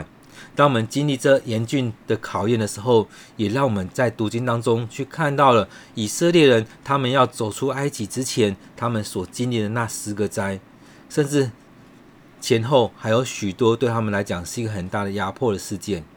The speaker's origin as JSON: {"language": "Chinese", "country": "Taiwan", "said": "你的保守也要与我们台湾人同在，与这个世界上许多的人同在"}